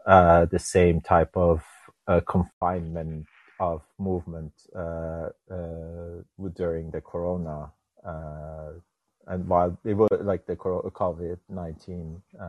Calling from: Norway; I'm not from the United States. I'm calling you from Norway in Europe.

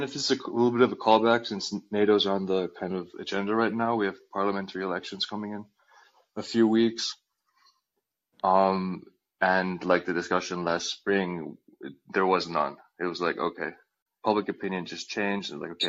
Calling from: Helsinki, Uusimaa, Finland; I'm calling in from Helsinki

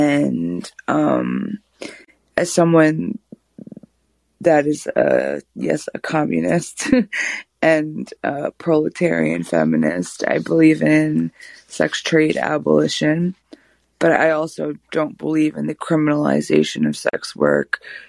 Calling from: Austin, Texas, United States; I'm calling from Austin.

